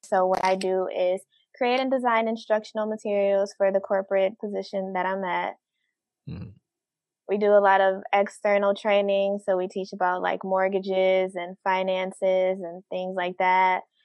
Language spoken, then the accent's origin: English; Detroit, Michigan, United States; born and raised in Detroit